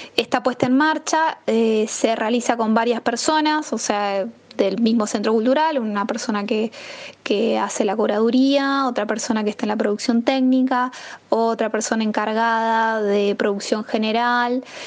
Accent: San Juan, Argentina; moved away; also born or lived in San Luis, Argentina / Mendoza, Argentina; me voy a San Juan, que es el lugar donde yo nací

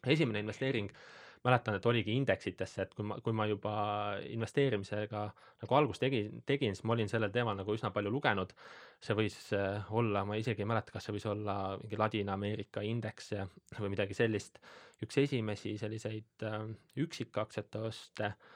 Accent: Põlva County, Estonia; ma olen äh, Äh, Põlvamaalt pärit

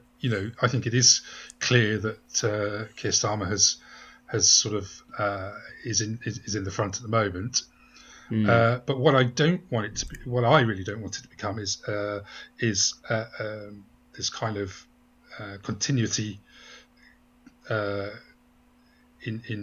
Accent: Midlands, United Kingdom; I'm from the Midlands

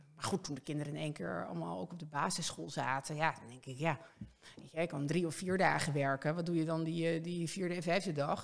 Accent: Castricum, North Holland, Netherlands; also born or lived in Oldenzaal / Harderwijk; ik eh, ben opgegroeid in Kastricum. Ik ben geboren in Orenzaal, maar ik was heel jong

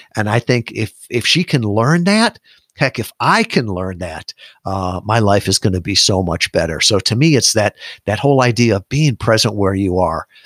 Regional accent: Midwest, United States; moved away as an adult; I was born in the Midwest. I'd never really been more than a hundred miles from my home.

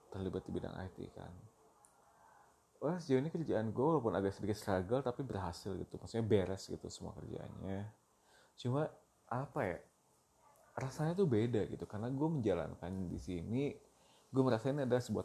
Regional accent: Bandung, West Java, Indonesia; gue lahir dan besar di Bandung gue menyelesaikan semua pendidikan gue di Bandung dari mulai TK sampai universitas semuanya di Bandung

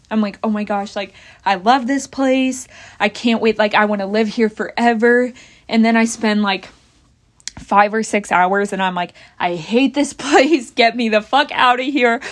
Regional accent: Bath, United States; moved away as an adult; out of Bath, blah, blah, blah, my hometown

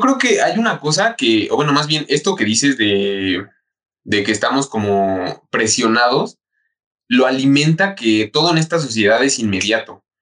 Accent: Mexico; como mexicanos o como pueblo mexicano

